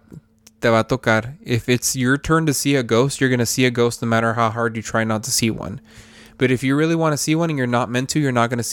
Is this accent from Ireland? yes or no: no; Mexico; I grew up in Mexico, in a small town between San Luis Potosí and Zacatecas.